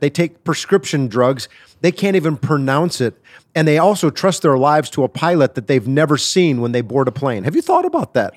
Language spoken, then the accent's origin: English; Wisconsin, United States; I'm from Wisconsin. I'm a Wisconsin boy.